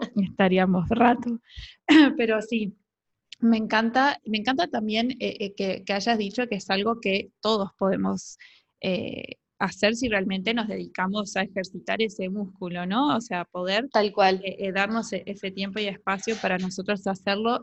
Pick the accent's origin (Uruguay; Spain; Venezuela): Uruguay; una perrita que yo tuve toda mi adolescencia acá en Uruguay